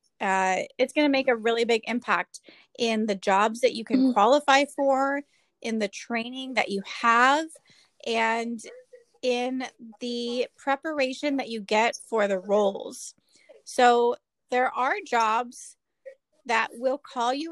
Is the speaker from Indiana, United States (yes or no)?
no; Southern California, United States; I am a clinical social worker born and raised in Southern California.